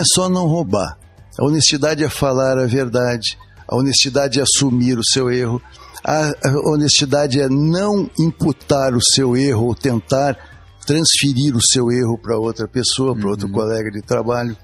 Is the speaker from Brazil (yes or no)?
yes; Curitiba, Paraná, Brazil; also born or lived in Rio de Janeiro; eu sou carioca de nascimento, sou criado aqui em Curitiba, vim cedo para cá